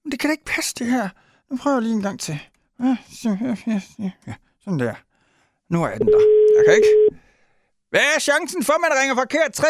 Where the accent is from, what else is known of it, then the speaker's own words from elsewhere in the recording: Herning, Central Denmark Region, Denmark; Men jeg er fra Herning, der har vi ydekrog